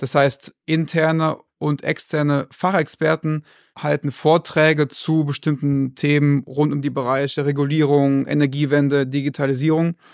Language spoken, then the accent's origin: German; Rhineland, Germany; bin 35 Jahre jung, komme gebürtig aus dem Rheinland